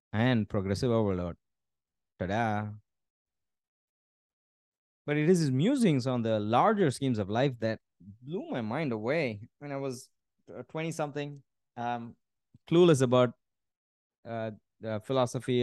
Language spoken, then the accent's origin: English; India; I'm Indian